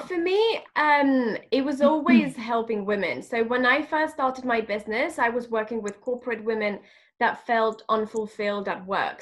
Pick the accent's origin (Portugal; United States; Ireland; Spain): Spain; Madrid, Community of Madrid; moved away as an adult; now in London, United Kingdom; I am originally from Madrid. I was born in Madrid, and I'm also half French